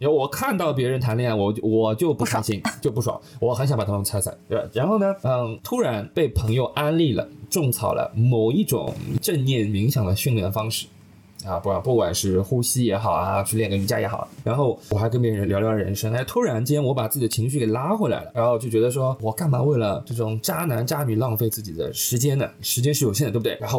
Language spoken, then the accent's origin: Chinese; Shanghai, China; 因为我上海人嘛，